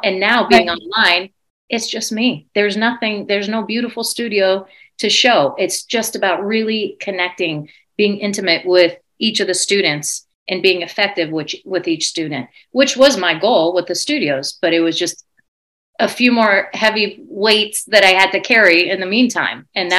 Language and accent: English; Iran; born there; I was born in Iran and didn't know what that even meant.